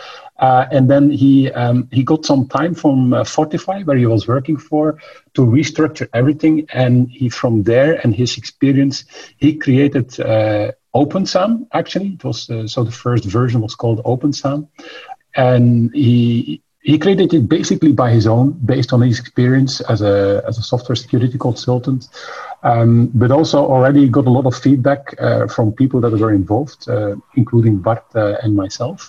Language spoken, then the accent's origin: English; Belgium; we're both from Belgium